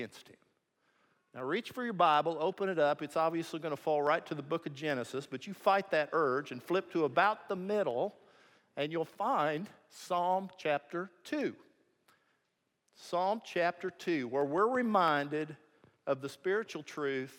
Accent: Missouri, United States; I'm from Missouri

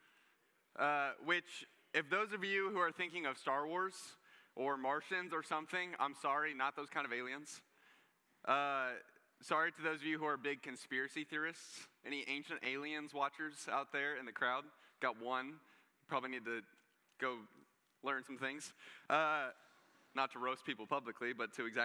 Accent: United States; I'm an American

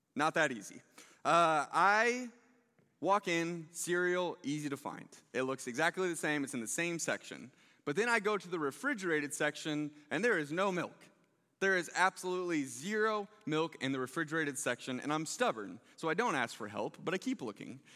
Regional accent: Overland Park, Kansas, United States; I grew up here in the Blue Valley School District

